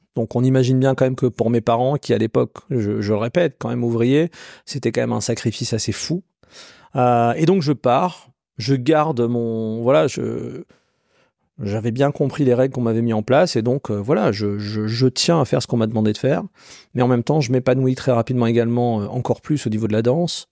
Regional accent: Colmar, Grand Est, France; j'ai grandi en Alsace. Colmar

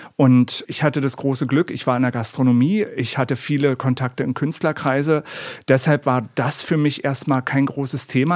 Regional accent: Berlin, Germany; in meiner Heimatstadt in Berlin

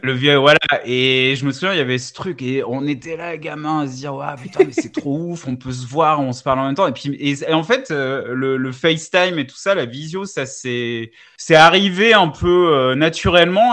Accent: south-east France, France; je suis sud-est de la France

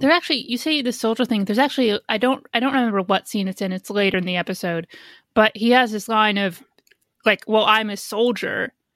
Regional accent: Indiana, United States; now in New York City, United States; I grew up in Indiana where you sort of do need a car

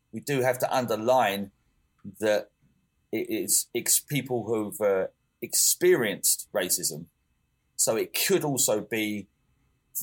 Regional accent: England, United Kingdom; moved away as an adult; now in Denmark; I'm English

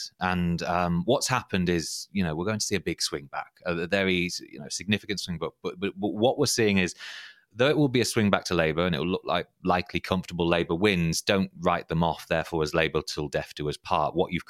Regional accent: Harrogate, Yorkshire and the Humber, United Kingdom; Because in my hometown, well, I'm from Harrogate

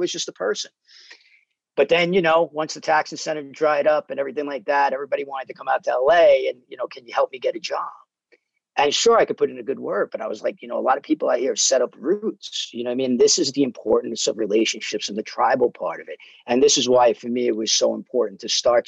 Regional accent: New York City, New York, United States; now in Los Angeles, United States; I grew up in New York like you did, Brooklyn and Staten Island

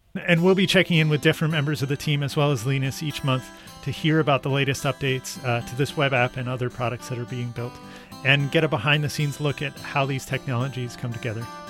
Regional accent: United States; my bias as an American

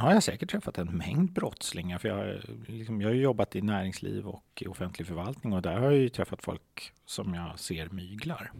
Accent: Stockholm, Stockholm County, Sweden; Jag är uppvuxen i Hässelby gård.

